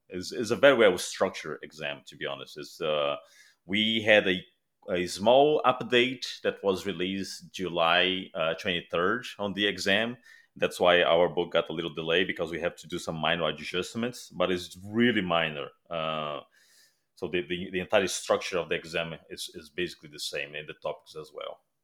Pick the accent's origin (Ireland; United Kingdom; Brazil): Brazil; moved away; I'm originally from Brazil